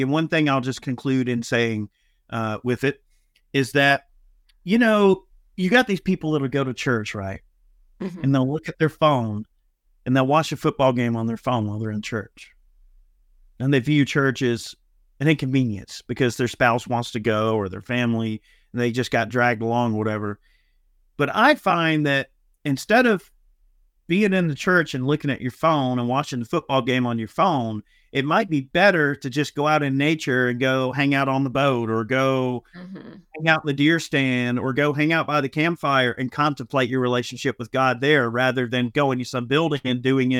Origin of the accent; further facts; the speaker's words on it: Georgia, United States; I'm from Georgia.